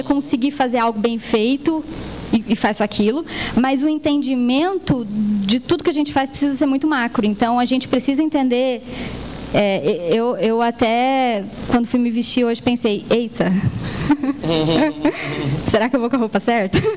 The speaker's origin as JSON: {"language": "Portuguese", "region": "Goiás", "country": "Brazil", "said": "Nós somos goianos, né? É uma, é uma empresa genuinamente goiana, tá com expansão para São Paulo."}